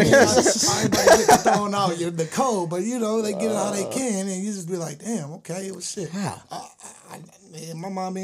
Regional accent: Berkeley, California, United States; I'm originally from Berkeley

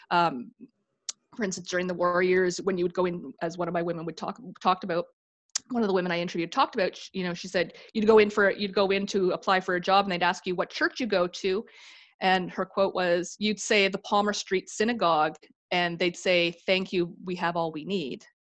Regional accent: Canada; Jews are considered Canadian. We're white. We're Canadian.

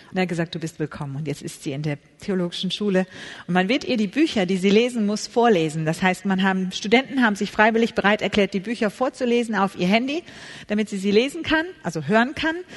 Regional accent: Hamburg, Germany; Ich komme aus der Stadt Hamburg, bin dort geboren

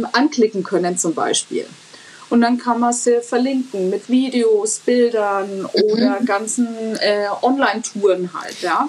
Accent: Franconia, Bavaria, Germany; für mich als Fränkin

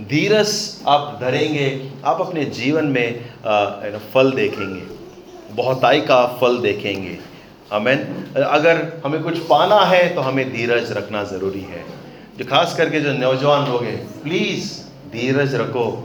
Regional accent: Candolim, Goa, India; you know Candolim मेरा गांव है मैं कह रहा प्रभु कांदोली में होता अच्छा है

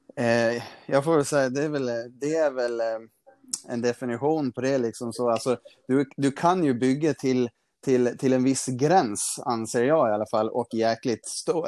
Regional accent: Gotland, Sweden; now in Stockholm, Sweden; nu bor jag uppe i Stockholm, men när jag bodde hemma på Gotland

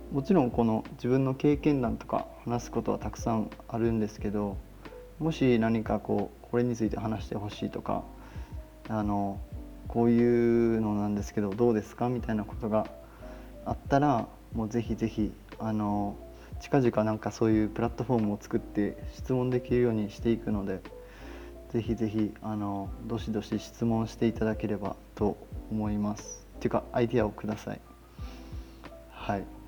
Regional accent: Osaka, Japan; moved away as an adult; also born or lived in Okinawa / Sweden; now in Texas, United States; 生まれは、えっ、ー、と天下の台所大阪生まれでしてえーと、大学までの18年間は、まあ、大阪在住

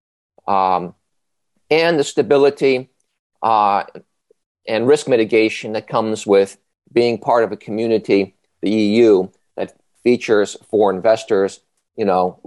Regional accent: United States; I'm an American sitting here in Washington

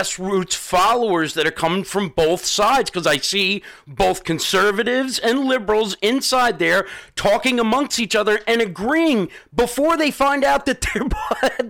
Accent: Southampton, New York, United States; You know where I grew up? It's Southampton

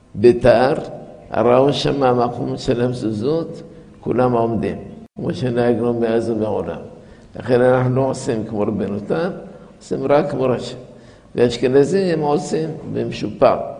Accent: La Marsa, Tunis Governorate, Tunisia; moved away; בילדותי, בגיל שש, הייתי במרסה, במקום כזה, על יד חוף הים, שנקרא מרסה

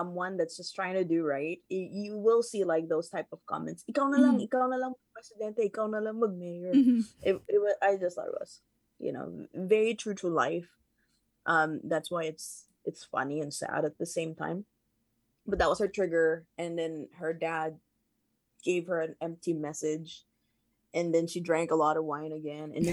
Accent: Seattle, Washington, United States; I am from the US, I'm from Seattle

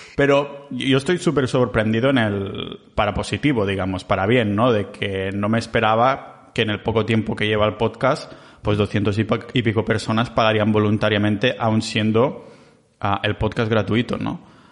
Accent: Catalonia, Spain; soy muy catalán

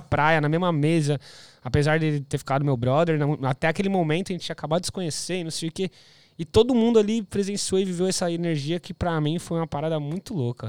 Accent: São Bernardo do Campo, São Paulo, Brazil; moved away as an adult; now in Gold Coast, Australia; sou de São, pa... de São Bernardo

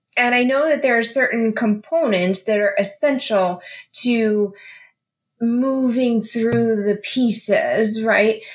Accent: Las Vegas, Nevada, United States; moved away; I'm from Las Vegas. I lived in Las Vegas for 19 years

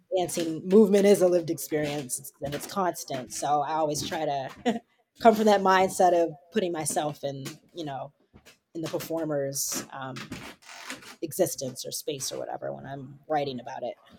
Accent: Baltimore, Maryland, United States; moved away as an adult; I'm originally from Baltimore, Maryland

